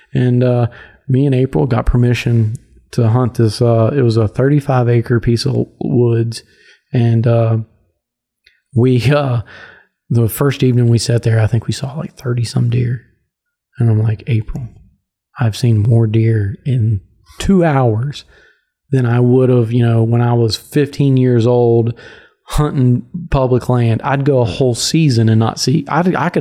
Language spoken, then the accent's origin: English; Virginia, United States; growing up in Virginia, hunting public land